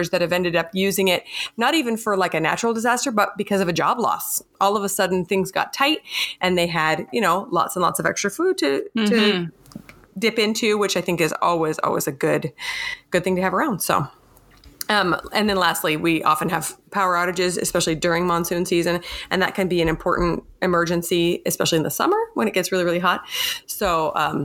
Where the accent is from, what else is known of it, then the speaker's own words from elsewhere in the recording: Michigan, United States; I grew up in Michigan